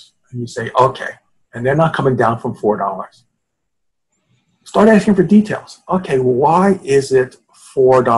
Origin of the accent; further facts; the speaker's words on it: New York, United States; I'm from New York